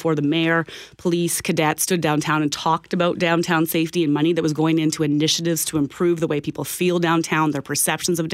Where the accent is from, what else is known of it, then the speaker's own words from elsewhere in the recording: Minnedosa, Manitoba, Canada; moved away; I was born and raised in Minnedosa